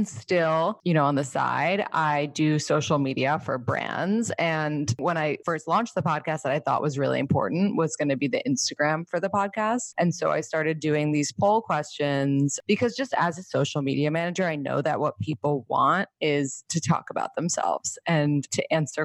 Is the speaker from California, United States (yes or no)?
no; New York City, New York, United States; I grew up in New York City